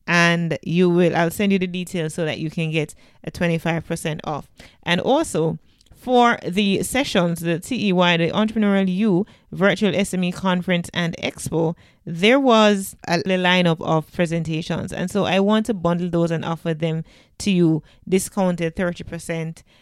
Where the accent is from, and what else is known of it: Jamaica